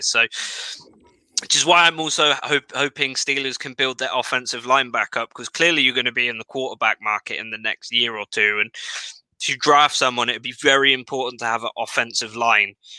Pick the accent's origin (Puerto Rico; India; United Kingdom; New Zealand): United Kingdom; England; I was from England.